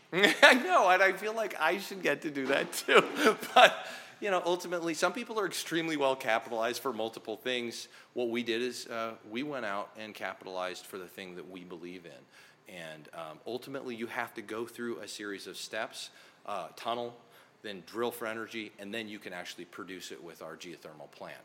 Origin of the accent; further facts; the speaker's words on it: North Idaho, United States; So I grew up, I'm a kid from North Idaho silver mines.